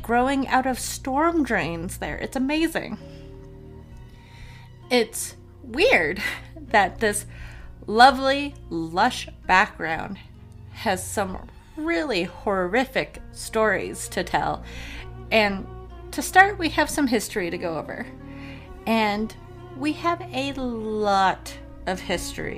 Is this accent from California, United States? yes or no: no; Colorado, United States; I am from Colorado